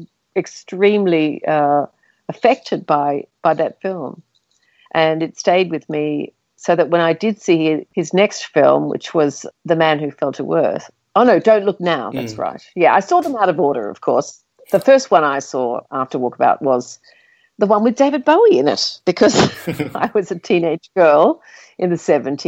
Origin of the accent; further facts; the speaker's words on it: Australia; as Australians